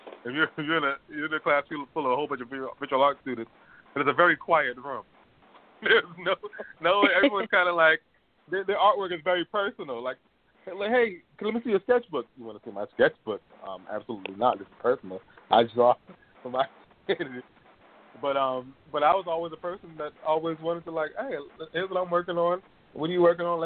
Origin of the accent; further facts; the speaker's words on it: Boston, Massachusetts, United States; now in Los Angeles, United States; I'm from Boston